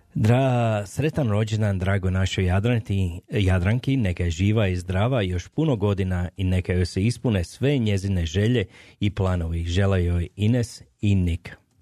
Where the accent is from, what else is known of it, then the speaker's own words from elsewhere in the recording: Slavonia, Croatia; now in Calgary, Canada; ja sam isto iz Slavonije, ja sam šokac